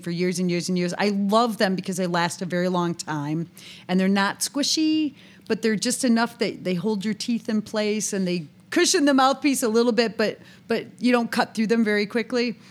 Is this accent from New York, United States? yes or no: yes; near Buffalo, New York, United States; I'm born and raised near Buffalo, New York